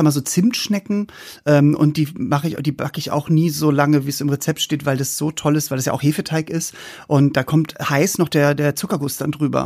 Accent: the North, Northern Germany, Germany; Wir kommen ja vom, aus dem Norden

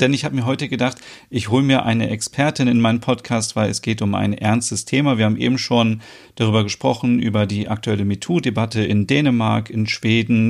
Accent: Germany; bei uns in Deutschland

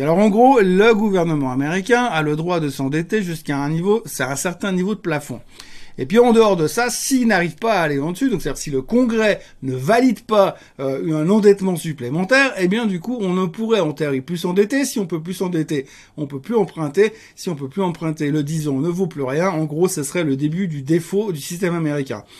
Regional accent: Geneva, Switzerland; Donc moi je suis Genevois

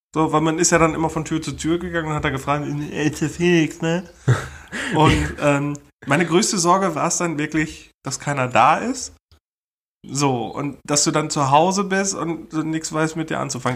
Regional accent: Germany; als Deutsche

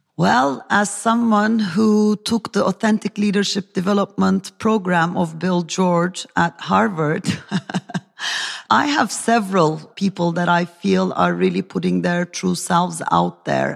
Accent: Turkey; from Turkey

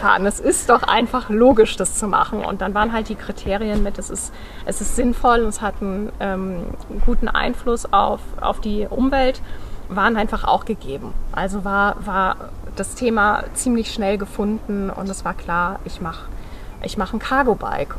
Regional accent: North Sea coast near Cuxhaven, Lower Saxony, Germany; moved away; Ich bin an der Nordsee. Ich komme von der Nordseeküste in der mhm. Nähe von Cuxhaven

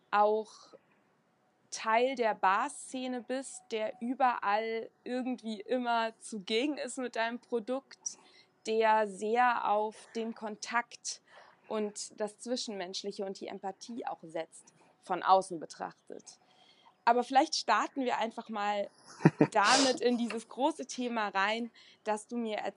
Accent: Wiesbaden, Hesse, Germany; Ich bin in Wiesbaden aufgewachsen und selbst da hat man das im evangelischen Religionsunterricht geimpft bekommen.

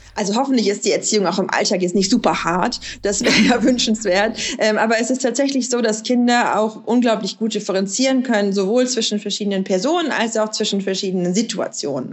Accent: West Germany, Germany; ich bin in Westdeutschland ja, aufgewachsen, in der Provinz

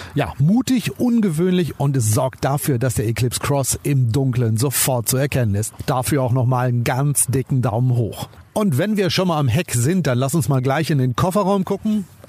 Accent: Germany; bei uns in Deutschland

